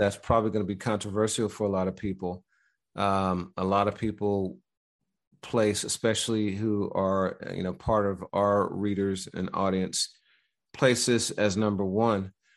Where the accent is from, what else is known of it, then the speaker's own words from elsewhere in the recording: Midwest, United States; I'm from the Midwest